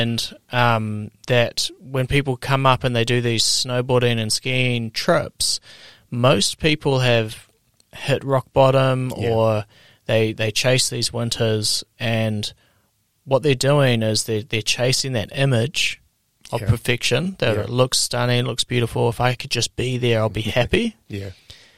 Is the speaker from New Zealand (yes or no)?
yes; Queenstown, Otago, New Zealand; I'm from Queenstown in New Zealand.